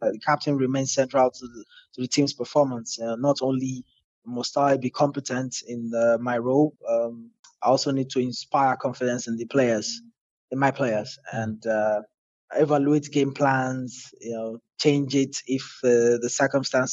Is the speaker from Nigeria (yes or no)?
yes; Nigeria; as a Nigerian